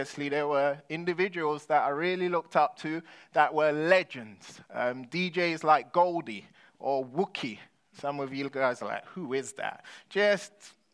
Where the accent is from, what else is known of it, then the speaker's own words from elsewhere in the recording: London, United Kingdom; When I was growing up in London, I was a kid with an identity crisis